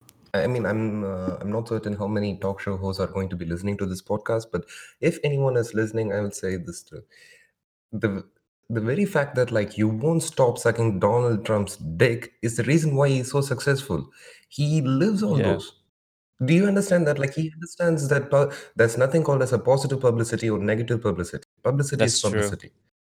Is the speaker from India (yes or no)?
yes; India; like, I'm from India. Like, we are used to this much of craziness.